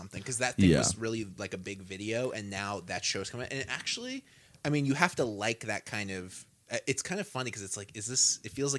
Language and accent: English; Pacific Northwest, United States; Growing up in the Pacific Northwest